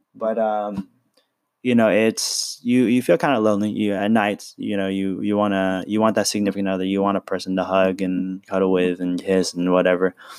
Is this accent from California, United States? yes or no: yes; San Francisco, California, United States; I was born in San Francisco